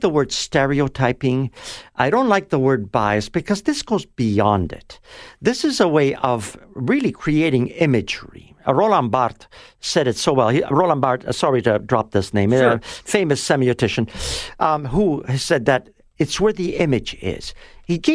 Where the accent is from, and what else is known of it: Toronto, Ontario, Canada; born or raised there; also born or lived in Italy